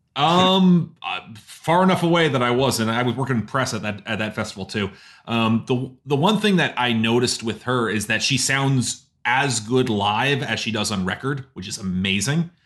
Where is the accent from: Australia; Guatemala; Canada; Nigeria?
Canada; as Canadian